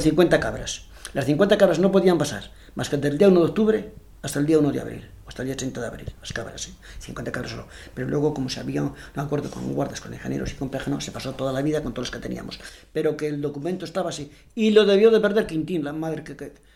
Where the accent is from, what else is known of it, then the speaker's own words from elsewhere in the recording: Navalsaz, La Rioja, Spain; now in Logroño, Spain; mi pueblo